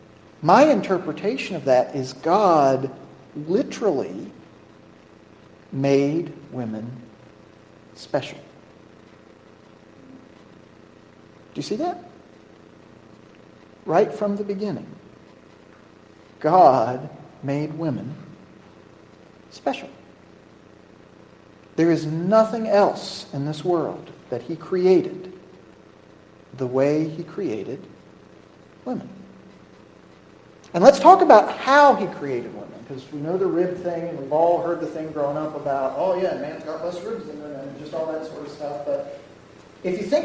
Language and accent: English; United States; We're American